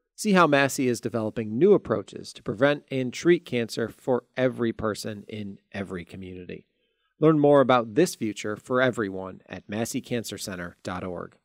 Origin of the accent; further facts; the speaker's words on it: Ithaca, New York, United States; I grew up in upstate New York. I grew up in Ithaca, New York